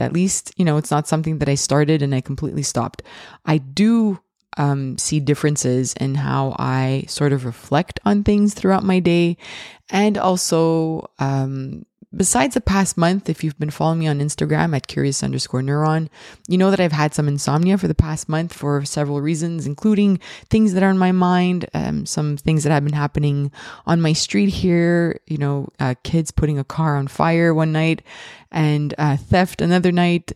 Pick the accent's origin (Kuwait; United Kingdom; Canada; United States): Canada; Montreal, Quebec; I am from Montreal, Canada